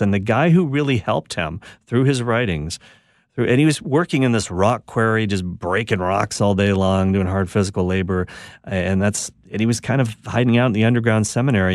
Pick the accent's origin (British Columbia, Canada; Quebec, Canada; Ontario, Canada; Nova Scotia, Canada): Quebec, Canada; I'm a Canadian in Quebec, Canada, where predominantly I'm a, language is French